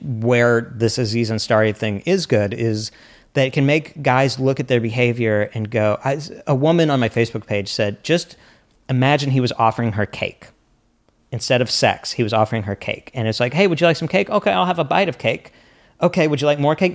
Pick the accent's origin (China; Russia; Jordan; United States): United States; the Ozarks; also born or lived in New York; now in Los Angeles, United States; I'm from the Ozarks originally.